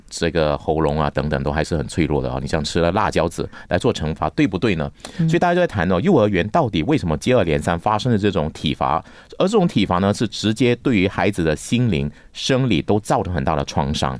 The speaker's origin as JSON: {"language": "Chinese", "country": "Malaysia", "tie": "born or raised there", "said": "我小时候住在新村甘蹦嘛"}